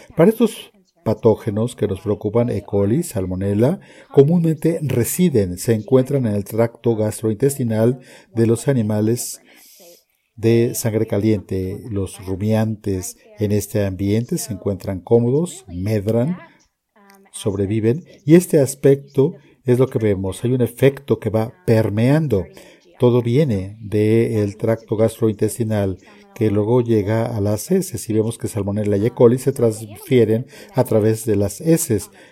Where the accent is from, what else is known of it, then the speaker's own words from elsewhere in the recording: College Station, Texas, United States; also born or lived in Abilene, Texas / Kansas; nací, me crié en Texas, soy de una ciudad que no necesariamente tiene una base agrícola, es decir, College Station